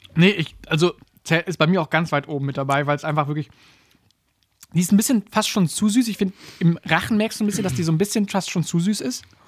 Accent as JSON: {"language": "German", "country": "Germany", "said": "uns als Deutsche oder als, als, als Leute aus dem Dachmarkt"}